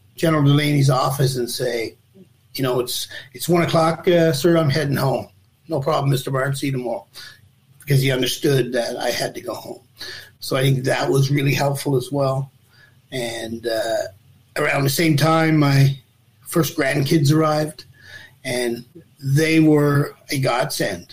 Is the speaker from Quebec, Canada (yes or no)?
no; Newfoundland and Labrador, Canada; I'm a Newfoundlander.